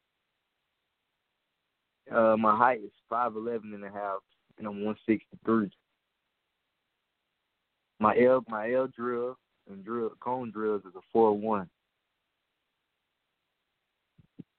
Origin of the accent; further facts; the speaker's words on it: South Carolina, United States; I grew up in South Carolina. I always been around South Carolina